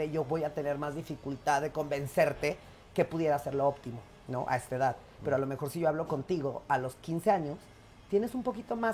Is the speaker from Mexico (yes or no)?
yes; Mexico; yo parezco egipcio y soy mexicano.